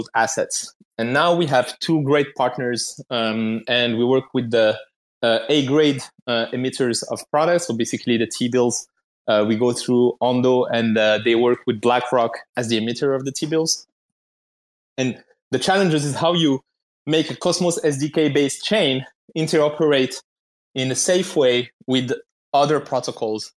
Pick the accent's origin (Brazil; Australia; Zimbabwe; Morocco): Morocco; I'm from Morocco, so like we have the Atlas Mountains around